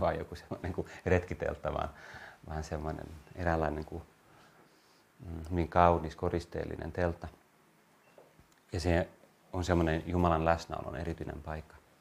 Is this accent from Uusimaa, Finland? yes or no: yes; Vantaa, Uusimaa, Finland; also born or lived in Helsinki / Lohja / Tuusula; Mä olen kasvanut Vantaalla ennen kaikkea, Tuusulassa, mä Helsingissä syntynyt, sitten Vantaalla, Lohjalla, Tuusulassa, mutta ennen kaikkea Vantaalla. Ja olen ylpeä vantaalainen